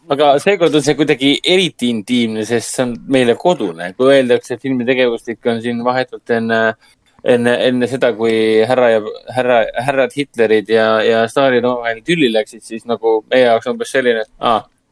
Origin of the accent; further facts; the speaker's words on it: Estonia; meie kui eestlased